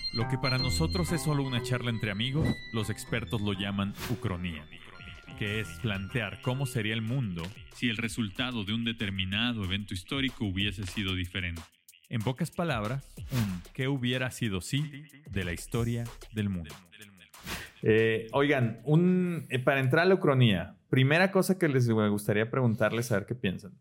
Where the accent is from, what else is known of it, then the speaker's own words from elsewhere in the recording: Mexico; Ser mexicano es un orgullo que sí llevamos como soy mexicano